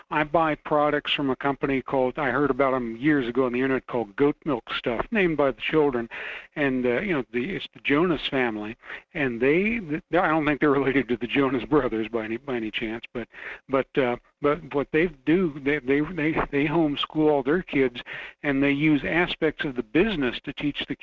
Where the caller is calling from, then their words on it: Fairbanks, Alaska, United States; Hello, Michael. … from Fairbanks.